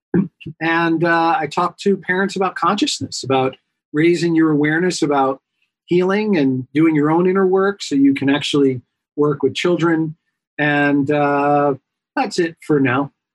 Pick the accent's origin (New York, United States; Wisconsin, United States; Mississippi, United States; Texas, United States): New York, United States; I am a New Yorker by trade, by heart, by birth